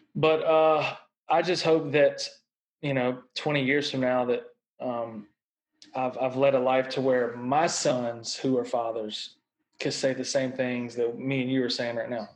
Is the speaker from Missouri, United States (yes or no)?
no; Mississippi, United States; I was born and raised in Mississippi